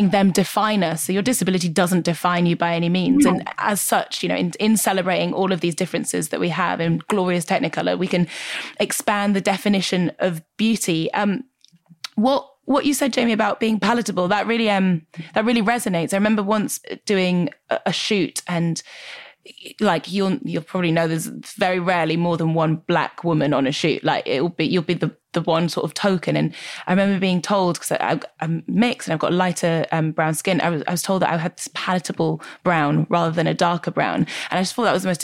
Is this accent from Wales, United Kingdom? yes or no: no; Newcastle upon Tyne, North East England, United Kingdom; I remember growing up in Newcastle